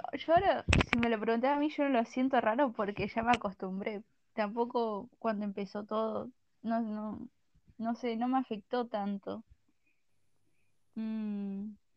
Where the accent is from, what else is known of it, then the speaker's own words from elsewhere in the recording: Argentina; soy de Argentina y soy menor